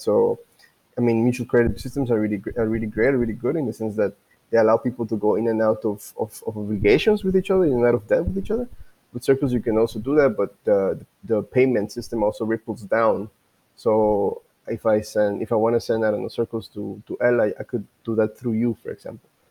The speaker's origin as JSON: {"language": "English", "country": "Guatemala", "said": "I'm from Guatemala"}